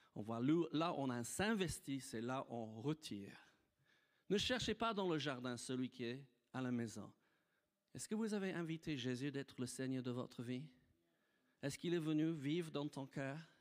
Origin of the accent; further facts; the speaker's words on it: United Kingdom; French is a second language; moved away as an adult; also born or lived in Nice, France; now in France; j'étais un petit Britannique. Vivais sur une île.